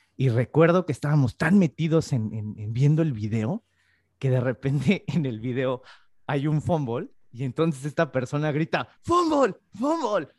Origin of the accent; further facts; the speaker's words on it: Mexico; now in Spain; yo soy mexicano